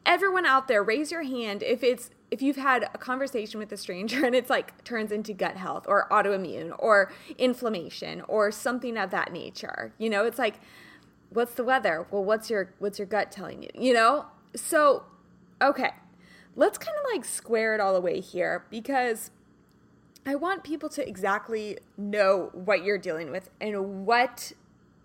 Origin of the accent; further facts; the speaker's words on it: Kansas, United States; now in Southern California, United States; I'm from Kansas originally